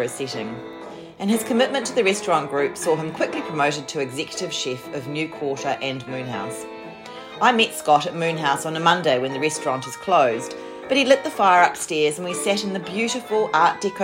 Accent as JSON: {"language": "English", "town": "Christchurch", "region": "Canterbury", "country": "New Zealand", "moved": "yes", "lives_now": "Melbourne, Australia", "said": "I'm from Christchurch"}